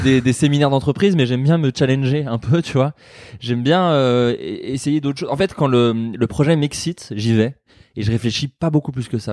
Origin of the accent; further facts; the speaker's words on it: Burgundy, Bourgogne-Franche-Comté, France; j'ai grandi en Bourgogne